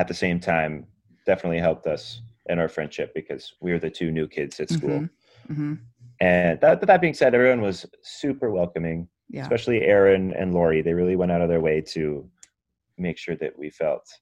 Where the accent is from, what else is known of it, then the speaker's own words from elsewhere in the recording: Vancouver, British Columbia, Canada; moved away as an adult; now in Los Angeles, United States; having grown up in Vancouver